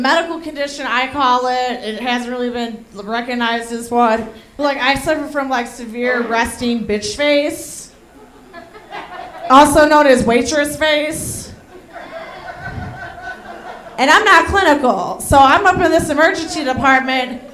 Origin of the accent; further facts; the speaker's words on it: Chicago, Illinois, United States; moved away as an adult; now in Denver, United States; I live in Denver. I've been in Denver 2 years. I'm from Chicago